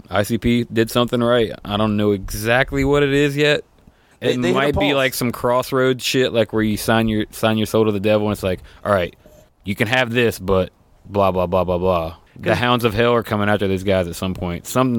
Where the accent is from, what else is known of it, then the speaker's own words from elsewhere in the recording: West Virginia, United States; I'm from West Virginia, so I love old time music.